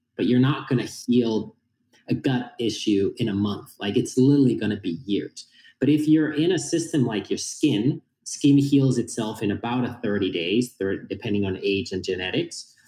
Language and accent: English; Finland; born and raised in Finland.